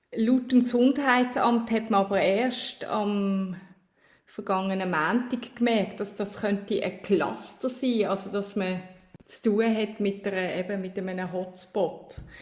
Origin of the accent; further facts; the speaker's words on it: Switzerland; als Schweizerin